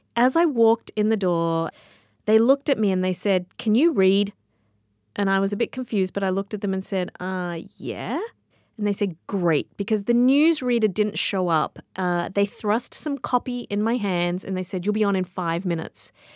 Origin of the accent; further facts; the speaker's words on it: Sydney, New South Wales, Australia; moved away; I grew up in Sydney, Australia